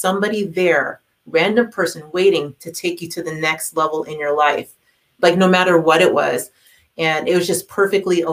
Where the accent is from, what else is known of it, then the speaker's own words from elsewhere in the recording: Toronto, Ontario, Canada; growing up in Toronto